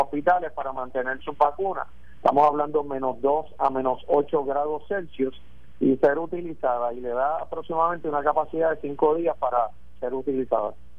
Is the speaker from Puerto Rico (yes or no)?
yes; Puerto Rico; mi pueblo, de Puerto Rico